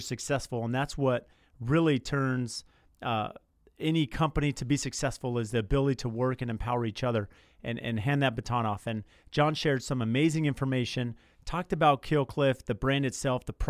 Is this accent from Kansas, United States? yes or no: no; San Diego, California, United States; I grew up in San Diego.